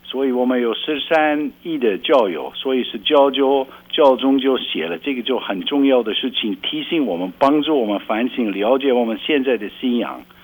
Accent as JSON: {"language": "Chinese", "country": "Belgium", "second_language": "Chinese", "said": "啊，不是，比较乡下一本一本的乡下"}